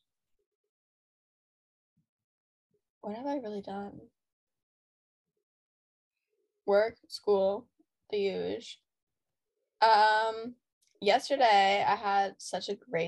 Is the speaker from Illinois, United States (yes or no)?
no; near Kent, Ohio, United States; we're from Kent because that's the only way to describe where we're